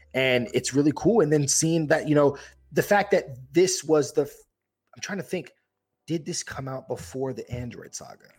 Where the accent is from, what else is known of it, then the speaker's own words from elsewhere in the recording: Yonkers, New York, United States; I'm from Yonkers, New York, outside the Bronx